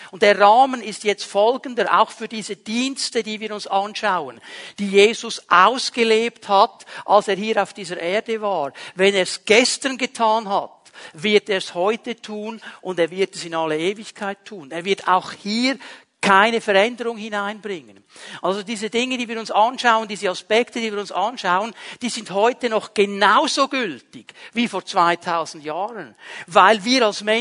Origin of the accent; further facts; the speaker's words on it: Bern, Switzerland; Also wir Berner ja nicht. Bei uns in Bern gibt es das nicht.